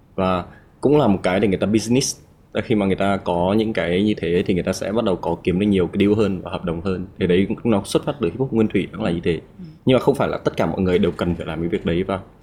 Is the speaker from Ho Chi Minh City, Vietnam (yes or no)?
no; Haiphong, Vietnam; moved away; em đến từ Hải Phòng